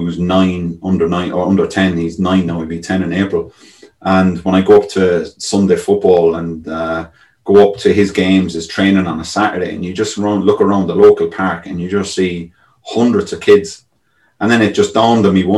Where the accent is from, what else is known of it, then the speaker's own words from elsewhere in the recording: Ireland; moved away as an adult; you grow up as an Irish kid